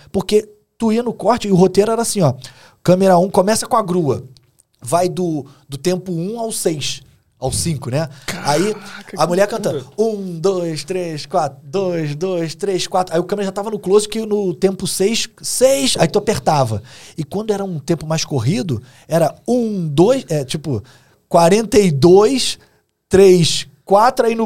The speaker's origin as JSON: {"language": "Portuguese", "region": "Rio de Janeiro", "country": "Brazil", "said": "É que eu sou irônico, assim. Eu, eu não sou engraçado, não, sou, não conto piada. Como um bom carioca"}